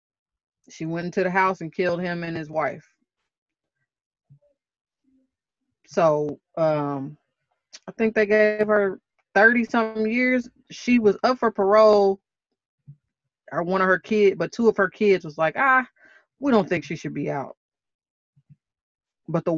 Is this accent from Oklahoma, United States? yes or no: yes; Oklahoma, United States; born or raised there; also born or lived in Milwaukee, Wisconsin